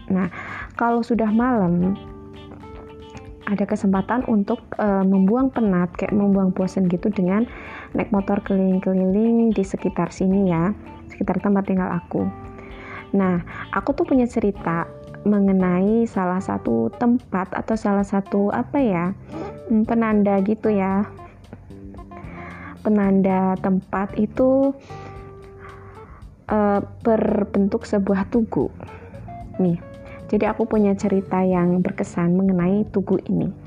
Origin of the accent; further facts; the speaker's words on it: Java, Indonesia; saking seringnya gitu nih aku kan dari Jawa